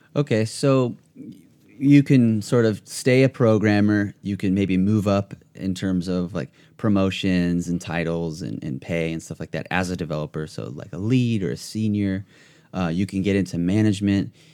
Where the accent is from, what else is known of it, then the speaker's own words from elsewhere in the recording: Ventura County, California, United States; I'm actually from Ventura County